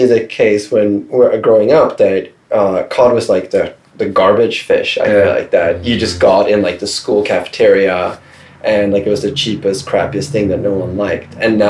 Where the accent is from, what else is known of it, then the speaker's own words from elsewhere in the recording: Stockholm, Stockholm County, Sweden; English is a second language; It's always nice to be able to say I'm from Stockholm because most Americans only know that one place.